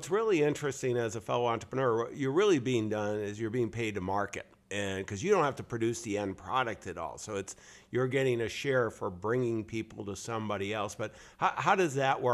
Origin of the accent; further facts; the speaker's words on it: Northeast, United States; I grew up in the Northeast